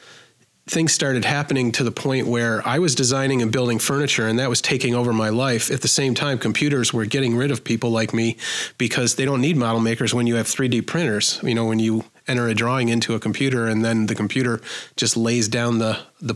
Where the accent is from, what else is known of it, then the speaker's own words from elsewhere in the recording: Buffalo, New York, United States; I'm from Buffalo and I charge Buffalo prices. I can't outprice myself in my own hometown